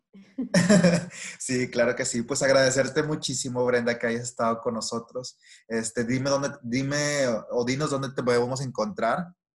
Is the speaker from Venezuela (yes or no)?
no; Monterrey, Nuevo León, Mexico; soy regia